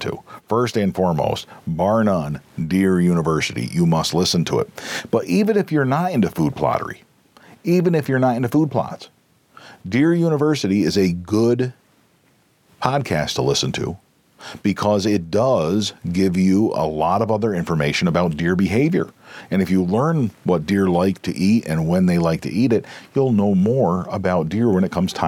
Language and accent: English; United States; we as Americans